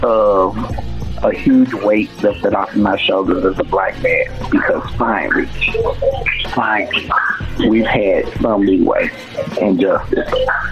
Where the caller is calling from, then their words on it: St. Louis, Missouri, United States; calling in from St. Louis.